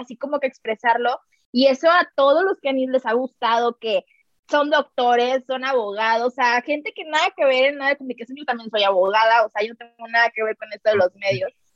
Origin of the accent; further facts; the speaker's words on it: Tampico, Tamaulipas, Mexico; moved away as an adult; now in Mexico City, Mexico; Yo soy de Tampico, Tamaulipas, me vine hace dos años a México.